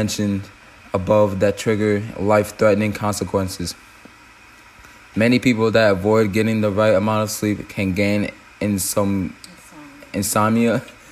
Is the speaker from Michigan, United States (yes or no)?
yes; Michigan, United States; growing up in Michigan